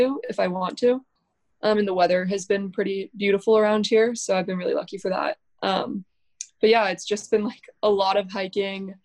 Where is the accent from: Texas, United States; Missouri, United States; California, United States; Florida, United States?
California, United States; Orinda; I'm from Orinda, California, which is like 20 minutes away from Berkeley.